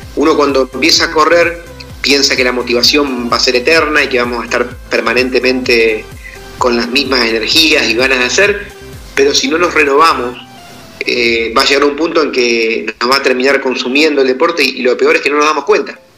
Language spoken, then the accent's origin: Spanish; Argentina; yo soy del interior de Argentina, de un pueblo muy pequeño, de una población rural, de campo, de apenas 1.800, 2.000 habitantes